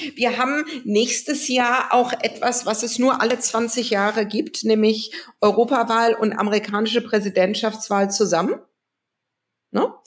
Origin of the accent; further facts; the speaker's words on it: West Germany, Germany; als Westdeutsche als jemand, der in Westdeutschland geboren wurde